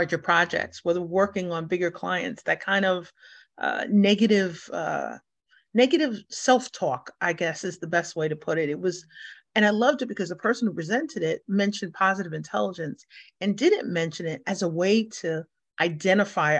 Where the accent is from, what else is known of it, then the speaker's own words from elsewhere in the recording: New York City, New York, United States; being born and raised in New York, born in the Bronx